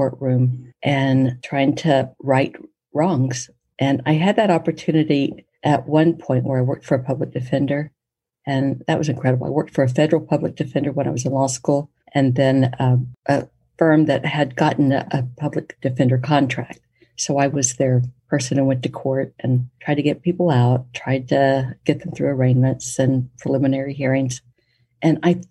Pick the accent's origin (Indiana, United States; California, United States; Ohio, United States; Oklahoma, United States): Oklahoma, United States; Poteau; Growing up in Poto, we didn't have enough people to really field every sport and every activity